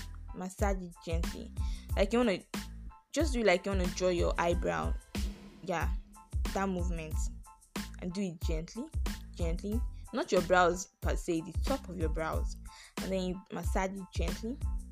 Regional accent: Nigeria; So, don't think I'm Nigerian. I'm African. Black don't crack.

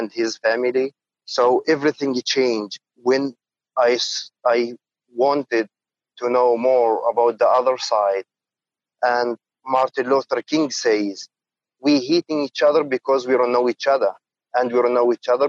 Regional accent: Jerusalem, East Jerusalem, Palestine; I am a Palestinian guy. I was born in East Jerusalem in 94

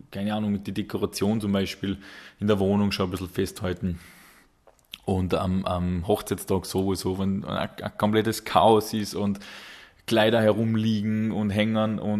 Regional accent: Salzburg, Austria; Wobei für uns als, als Salzburger, wir dürfen da die, die nahe Grenze, sage ich jetzt noch nicht so als, als Ausland äh, bezeichnen.

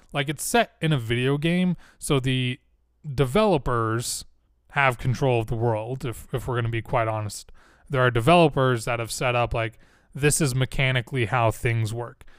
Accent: Utah, United States; I'm from Utah. I say certain things a certain way. Words like mountain, kitten, latin, we drop that T a lot.

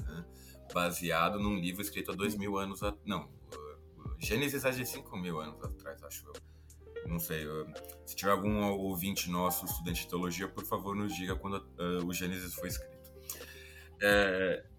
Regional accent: São Paulo, Brazil; eu sou de São Paulo, nascido em casa em São Paulo, mas a família do meu pai é de uma cidade do interior de São Paulo, interior paulista, chamada Araras

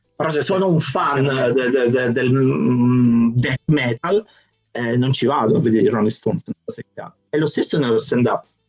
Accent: Naples, Campania, Italy; now in Prague, Czech Republic; sono di Napoli

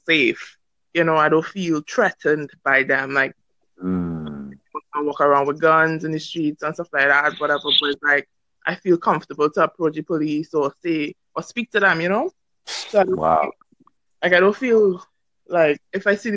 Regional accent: Trinidad & Tobago

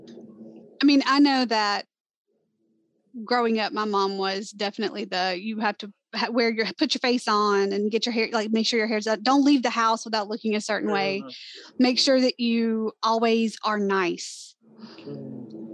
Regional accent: Alabama, United States; I'm from Alabama. Like Angela, I am from Alabama

